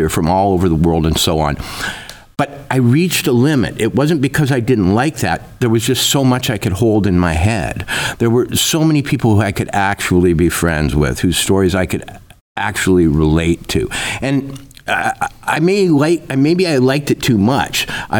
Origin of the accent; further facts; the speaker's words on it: Minnesota, United States; now in Livingston, United States; You know, I grew up in Minnesota, and like F. Scott Fitzgerald, everybody dreams of going to the big city